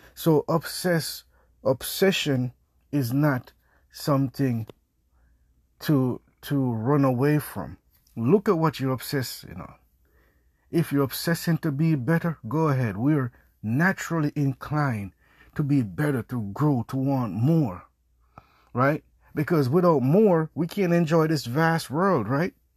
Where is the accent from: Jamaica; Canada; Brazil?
Jamaica; I'm Jamaican.